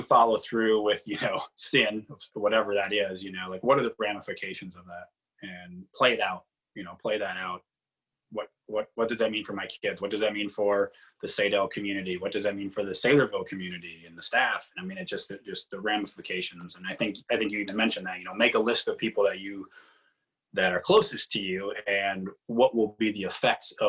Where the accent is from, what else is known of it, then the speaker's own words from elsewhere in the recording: United States; I'm an American